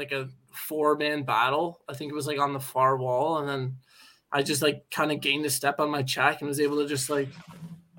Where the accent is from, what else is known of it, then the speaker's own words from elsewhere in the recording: United States; moved away as an adult; now in Belfast, United Kingdom; I'm from the United States